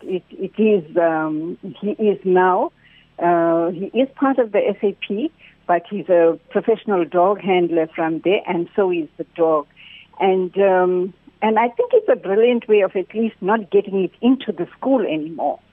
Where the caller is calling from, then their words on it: North Coast, KwaZulu-Natal, South Africa; I'm calling you from the North Coast